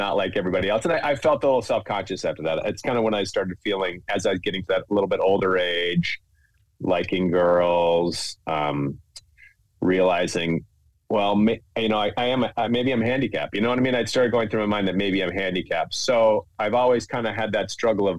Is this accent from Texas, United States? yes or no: no; Minnesota, United States; I grew up in Minnesota